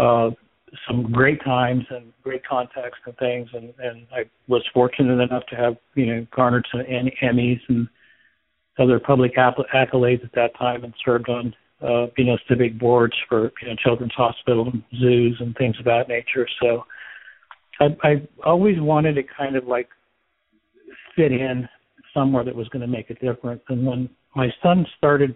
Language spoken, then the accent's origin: English; central Arizona, United States; I grew up in central Arizona in a small town.